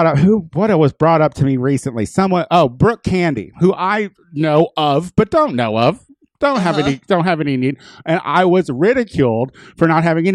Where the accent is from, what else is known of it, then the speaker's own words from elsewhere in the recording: Illinois, United States; I'm from Illinois